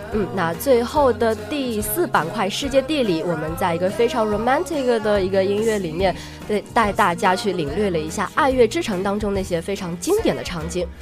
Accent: China; 毕竟我们是中国人

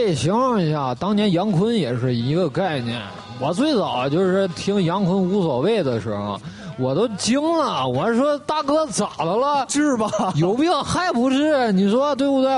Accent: Northeast China, China; 这是我们东北土话

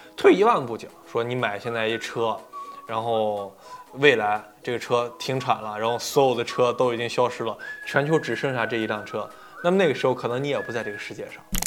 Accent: Nanjing, Jiangsu, China; 我是南京人，在水利局里面呢，是一个普通的职员

